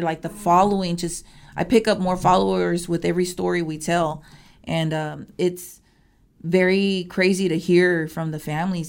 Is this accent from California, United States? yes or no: no; Houston, Texas, United States; born and raised in Houston, northeast part of Houston